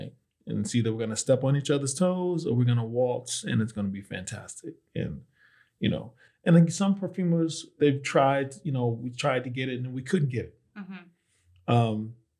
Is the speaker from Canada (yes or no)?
no; New Jersey, United States; In New Jersey.